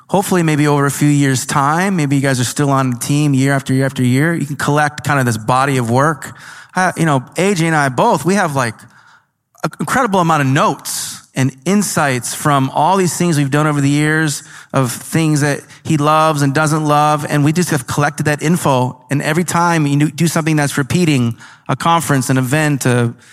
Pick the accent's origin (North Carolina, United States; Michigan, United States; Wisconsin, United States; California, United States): Wisconsin, United States; Osceola; Wisconsin. Osceola, Wisconsin.